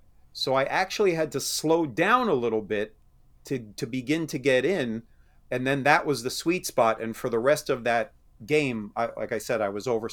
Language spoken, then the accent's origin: English; New York, United States; I grew up back in New York.